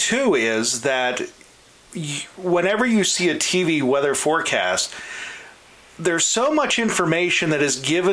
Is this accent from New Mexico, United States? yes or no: no; Butler County, Pennsylvania, United States; moved away as an adult; I'm originally from Butler County